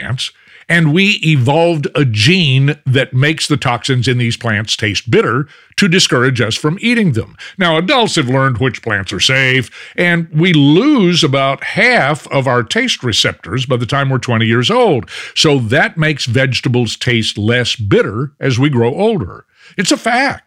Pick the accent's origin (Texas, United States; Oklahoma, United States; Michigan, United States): Texas, United States; Fort Worth; my hometown of Fort Worth